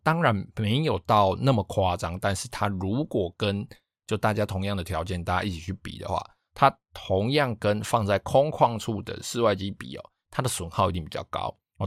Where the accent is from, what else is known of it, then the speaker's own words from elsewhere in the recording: Taiwan; 我老家那边，因为他们，我们老家是住在比较靠海边的地方